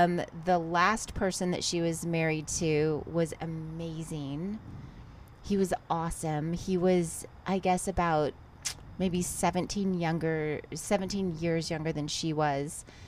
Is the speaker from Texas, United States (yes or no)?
yes; Texas, United States; moved away as an adult; also born or lived in Ventura, California; now in Los Angeles, United States; So I moved from Texas. I grew up in Texas, and then I moved to Los Angeles.